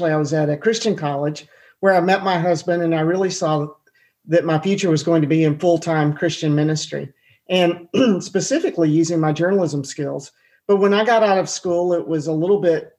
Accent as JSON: {"language": "English", "town": "Atlanta", "region": "Georgia", "country": "United States", "tie": "born or raised there", "said": "I grew up in Atlanta eating Chick-fil-A"}